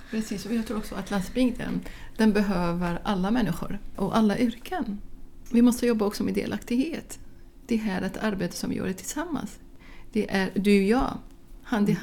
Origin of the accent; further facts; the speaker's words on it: Baghdad, Baghdad Governorate, Iraq; Swedish is a second language; moved away as an adult; now in Sweden; Jag kommer själv från Bagdad, från en stor stad med sex miljoner invånare